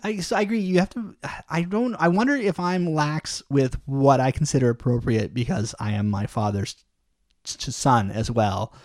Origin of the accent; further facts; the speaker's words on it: Canada; we're very Canadian